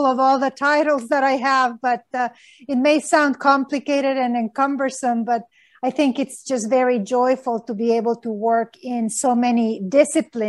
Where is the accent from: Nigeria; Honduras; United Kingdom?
Honduras; moved away; I grew up in Honduras